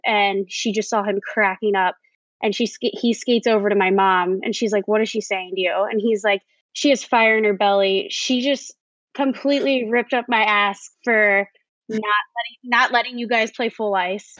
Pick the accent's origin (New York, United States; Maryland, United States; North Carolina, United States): Maryland, United States; Prince George's County; I grew up in Maryland, PG County.